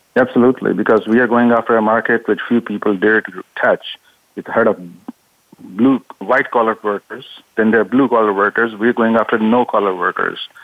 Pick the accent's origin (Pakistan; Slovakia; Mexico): Pakistan; now in Silicon Valley, United States; I've been here 40 years. I was born in Pakistan